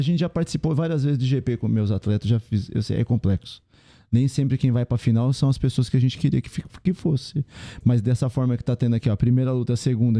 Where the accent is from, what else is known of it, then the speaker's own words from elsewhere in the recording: São Paulo, Brazil; a gente é de São Paulo